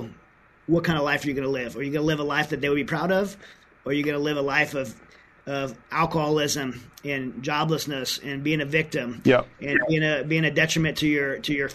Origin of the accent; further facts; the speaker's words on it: United States; as an American